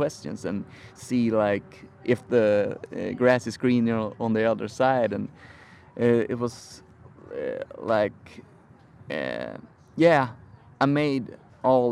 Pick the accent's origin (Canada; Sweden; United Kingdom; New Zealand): Sweden; moved away as an adult; now in San Francisco, United States; I'm from Sweden.